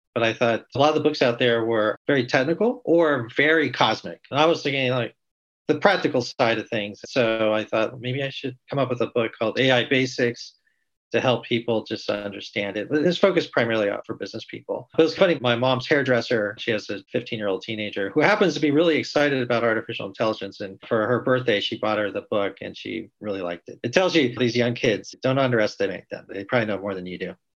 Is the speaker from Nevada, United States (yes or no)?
no; Pasadena, California, United States; I grew up in Southern California around the Pasadena area